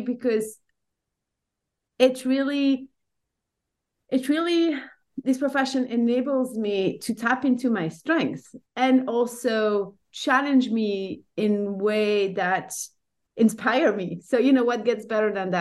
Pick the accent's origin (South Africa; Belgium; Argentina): Belgium; Brussels, Brussels-Capital Region; English is a second language; moved away as an adult; now in Lausanne, Switzerland; So I'm based in Lausanne now. I'm originally from Brussels in Belgium.